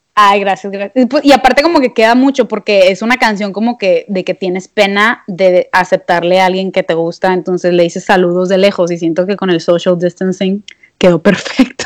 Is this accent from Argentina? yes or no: no; Monterrey, Nuevo León, Mexico; yo soy regia